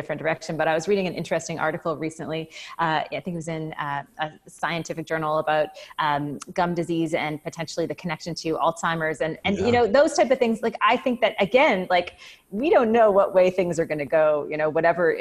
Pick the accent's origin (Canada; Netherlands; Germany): Canada; as a Canadian